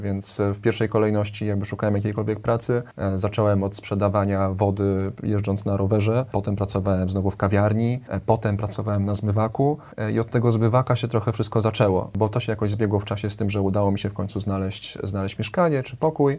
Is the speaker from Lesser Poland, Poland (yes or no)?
no; Warsaw, Masovian Voivodeship, Poland; wychowałem się na Woli, więc obok Ronda Daszyńskiego